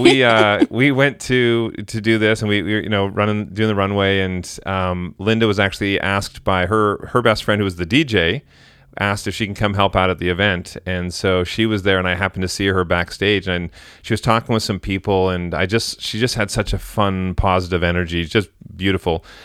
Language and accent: English; Vancouver, British Columbia, Canada; I'm from Vancouver